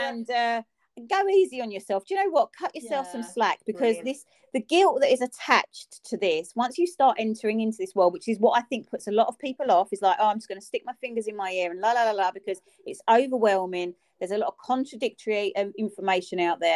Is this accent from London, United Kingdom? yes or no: yes; London, United Kingdom; accent: almost Cockney; I'm almost Cockney